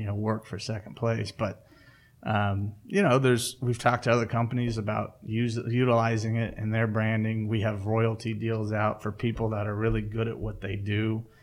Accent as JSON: {"language": "English", "town": "Kansas City", "country": "United States", "tie": "born or raised there", "also_born_or_lived": "Lawrence, Kansas", "said": "I grew up in Kansas City, but I was living in Lawrence"}